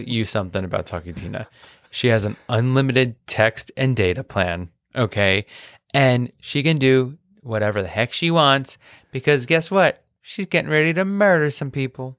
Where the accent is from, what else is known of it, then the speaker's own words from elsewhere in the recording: New York City, New York, United States; accent: Queens; with my accent, like, my queens will come out